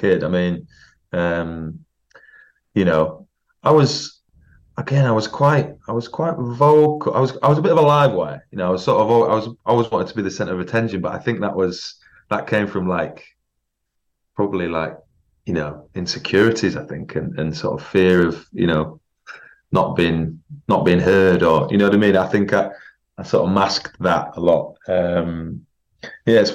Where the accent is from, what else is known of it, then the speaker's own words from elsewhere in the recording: York, Yorkshire and the Humber, United Kingdom; moved away as an adult; also born or lived in London; I'm from York originally, spent all my childhood there